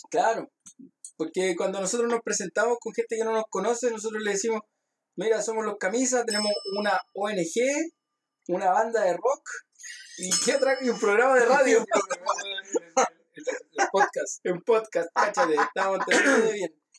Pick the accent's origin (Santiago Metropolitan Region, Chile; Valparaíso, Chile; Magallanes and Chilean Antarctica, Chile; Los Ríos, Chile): Santiago Metropolitan Region, Chile; Lo Barnechea; Nosotros somos de Barnechea, entonces Barnechea es una de las comunas más fascistas yo creo que hay en Chile